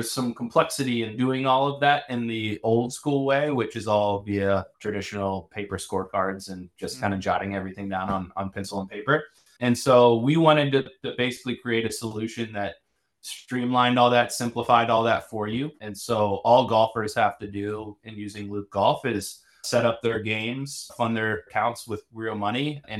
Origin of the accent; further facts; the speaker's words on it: Chapel Hill, North Carolina, United States; moved away as an adult; also born or lived in Williamsburg, Virginia / Europe; now in San Francisco, United States; I'm originally from Chapel Hill, North Carolina. So I kind of grew up in the hotbed of college basketball